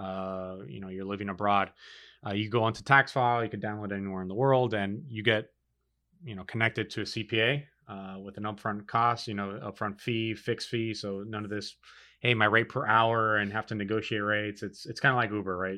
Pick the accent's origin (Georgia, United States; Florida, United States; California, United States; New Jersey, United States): Florida, United States; Miami; born and raised in Miami